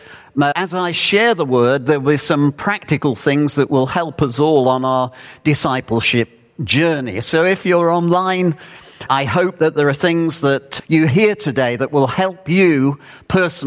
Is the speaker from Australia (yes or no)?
no; United Kingdom; Being British